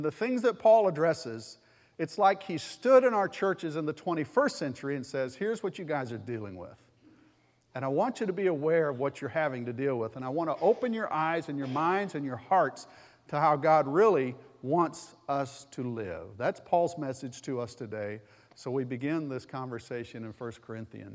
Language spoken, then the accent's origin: English; Alabama, United States; moved away; I'm from Alabama.